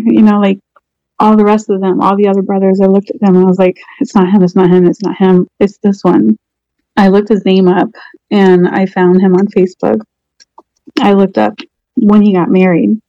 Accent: Portsmouth, Virginia, United States; now in Orlando, United States; I live in Orlando. My hometown is Portsmouth, Virginia.

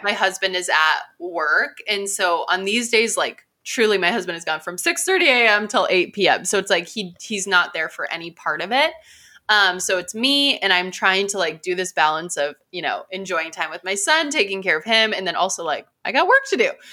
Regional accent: Midwest, United States; I'm from the Midwest.

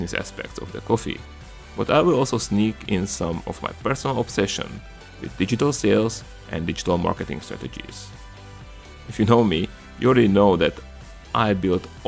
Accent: Komárno, Nitra Region, Slovakia; accent: Hungarian and Slavic influences; English is a second language; moved away as an adult; now in Marin County, United States; I'm originally from a small country in Central Europe called Slovakia, from a charming town on the bank of Danube called Komarno. And if my accent confuses you, it's because I belong to the Hungarian minority in Slovakia

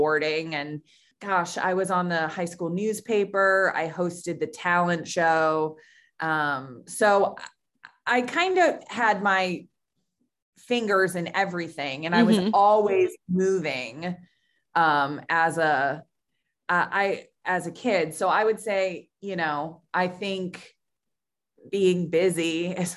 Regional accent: Lancaster, Pennsylvania, United States; moved away as an adult; also born or lived in Pittsburgh, Pennsylvania / Chicago; I grew up in Lancaster, Pennsylvania.

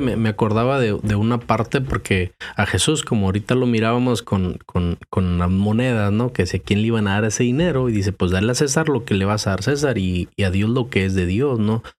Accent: Mexico; moved away; yo crecí en México

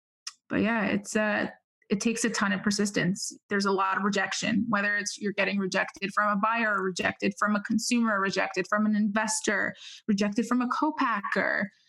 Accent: New York, United States; Growing up in New York, you become callous really quick to a lot of things.

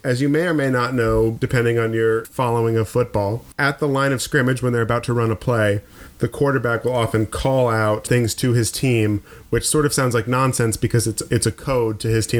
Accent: Maine, United States; We're both from Maine.

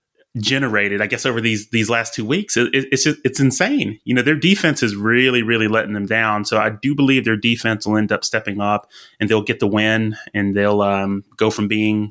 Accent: Alabama, United States; now in Texas, United States; Hey, I grew up in Alabama. I'm in Texas. Hey, that's just the kind of eating that we do down here.

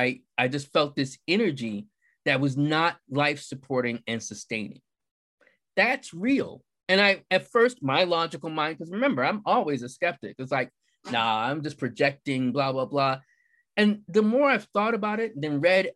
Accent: United States; also born or lived in Philadelphia; I'm from the United States of America

